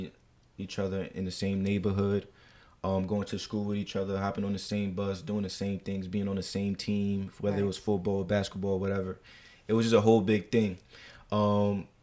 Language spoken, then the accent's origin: English; New York City, New York, United States; also born or lived in Deer Park, Long Island; I am from Jamaica, Queens, New York